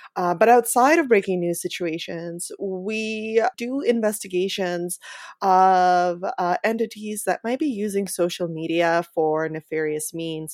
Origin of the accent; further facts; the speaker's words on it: Ukraine; moved away; my home country of Ukraine